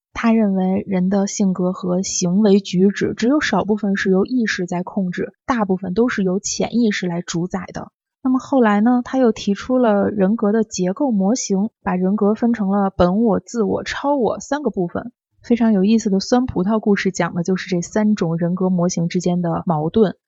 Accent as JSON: {"language": "Chinese", "country": "China", "said": "我们中国人"}